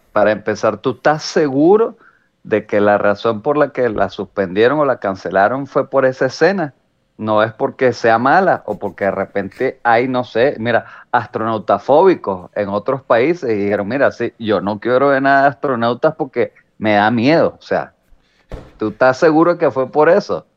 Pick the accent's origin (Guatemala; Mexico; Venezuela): Venezuela; San Antonio de los Altos, Miranda; yo realmente sentíme orgulloso así de San Antonio